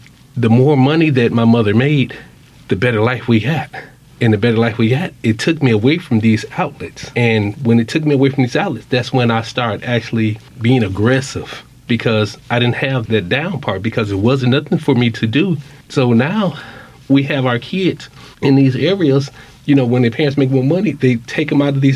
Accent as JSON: {"language": "English", "region": "Wisconsin", "country": "United States", "tie": "born or raised there", "said": "I grew up in Wisconsin"}